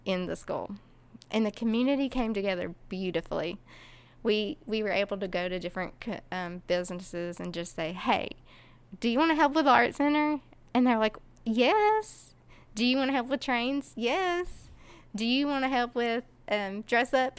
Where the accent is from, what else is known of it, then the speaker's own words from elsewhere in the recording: Kingsport, Tennessee, United States; I am originally from Kingsport, Tennessee